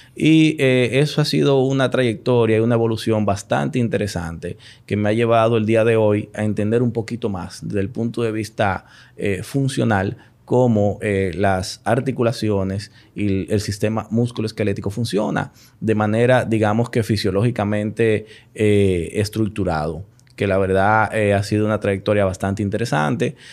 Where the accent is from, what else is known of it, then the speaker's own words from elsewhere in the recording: Santiago de los Caballeros, Santiago, Dominican Republic; also born or lived in Florida; now in Santo Domingo, Dominican Republic; yo soy oriundo de Santiago, Los Caballeros.